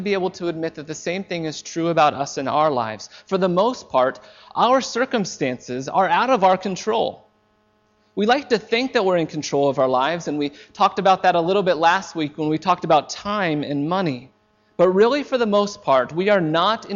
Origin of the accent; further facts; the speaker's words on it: United States; moved away; I am an American. I am an American, and for the most part, I am very proud to be an American. I love my country.